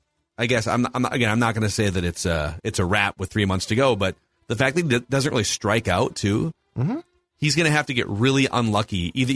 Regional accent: Minnesota, United States; accent: Minnesota; as I say in my Minnesota accent.

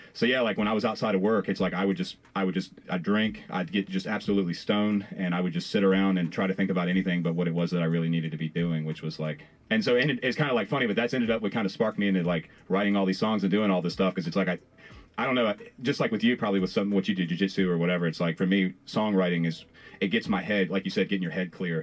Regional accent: Farmville, Virginia, United States; i am from Farmville, which is technically Piedmont.

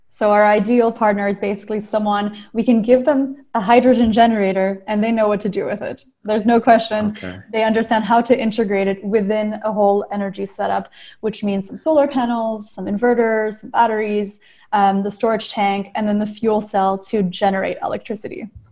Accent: Maryland, United States; also born or lived in New Caledonia / Montreal; I grew up in Maryland

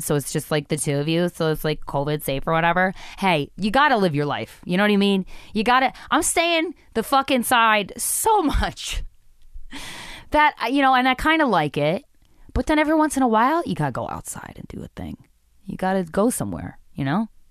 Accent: East Coast, United States; I've born and raised in the East Coast

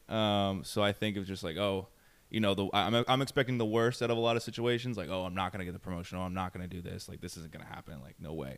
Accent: New York, United States; I'm from New York

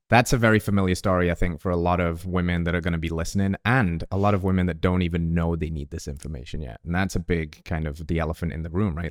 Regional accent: England, United Kingdom; now in United States; the English person in America

